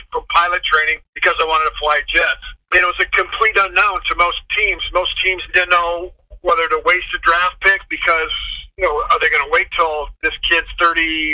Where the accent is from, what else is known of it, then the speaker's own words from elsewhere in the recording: east central Iowa, United States; moved away as an adult; also born or lived in Colorado Springs; my hometown in the east central part of the state of Iowa